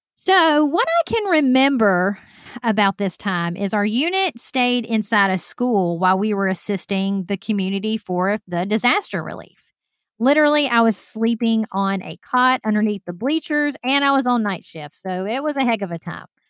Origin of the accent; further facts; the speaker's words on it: Alabama, United States; moved away; I'm from Alabama